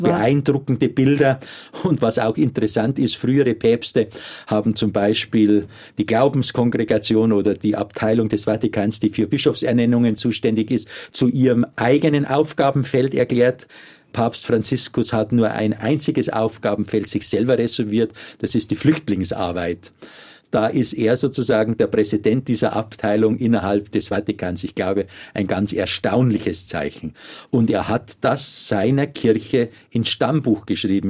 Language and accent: German; Germany; bei uns in Deutschland